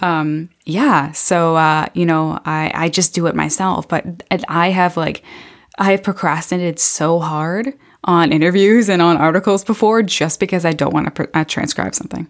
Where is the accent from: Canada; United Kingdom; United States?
Canada; Beamsville, Ontario; I'm from Beamsville.